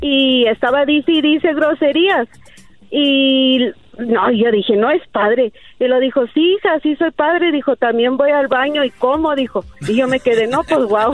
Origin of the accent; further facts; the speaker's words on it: Guatemala; moved away; yo tenía 33 años que no regresaba a mi tierra